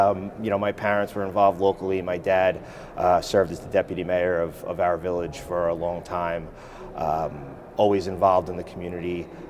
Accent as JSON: {"language": "English", "town": "Island Park", "region": "New York", "country": "United States", "tie": "born or raised there"}